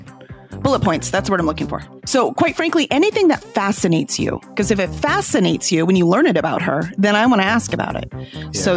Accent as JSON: {"language": "English", "country": "United States", "said": "we're American"}